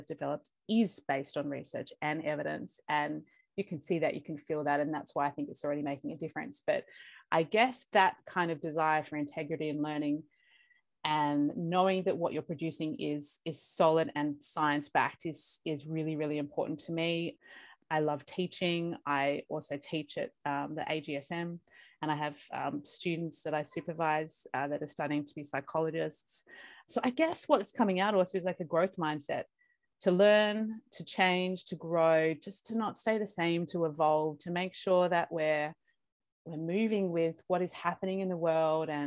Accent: Australia; also born or lived in Bogota, Colombia; I was born in Bogota in Colombia. And I came over to Australia when I was 6 weeks old

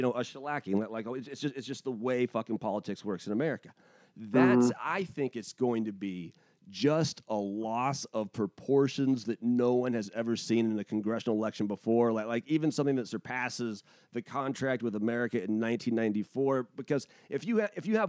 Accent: United States; as an American

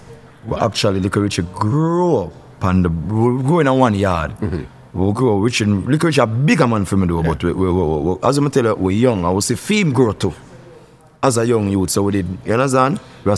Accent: Kingston, Jamaica; Kingston, Southside.

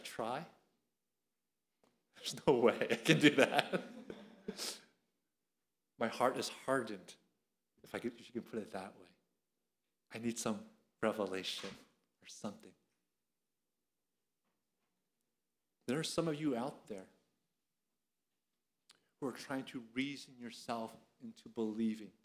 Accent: Philadelphia, Pennsylvania, United States; now in Atlanta, United States; I'm from Philadelphia. You can't take Philadelphia out of me

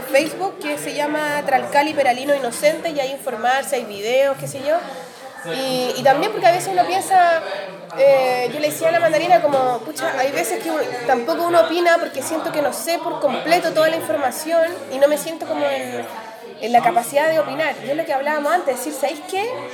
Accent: Chile; Que somos chilenos y tenemos mucho eh, de sangre

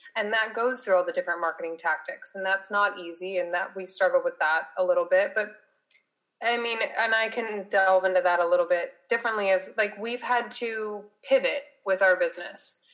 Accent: Las Vegas, Nevada, United States; moved away as an adult; now in San Diego, United States; I live in San Diego, California, but I was originally from Las Vegas. I came to San Diego for school

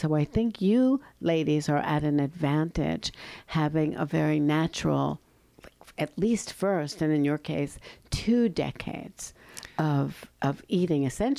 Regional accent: United States; growing up in the United States, as I did

